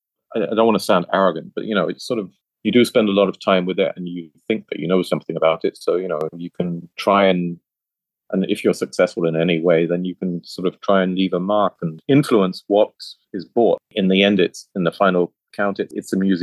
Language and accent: English; Düsseldorf, North Rhine-Westphalia, Germany; Düsseldorf, as my hometown.